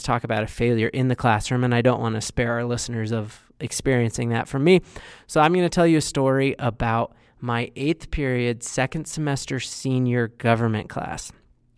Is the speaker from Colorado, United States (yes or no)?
yes; Westminster, Colorado, United States; I grew up in the Westminster Thornton area